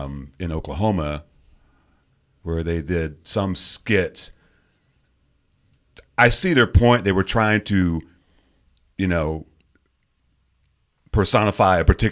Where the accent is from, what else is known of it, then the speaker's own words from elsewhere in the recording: United Kingdom; moved away; I'm British.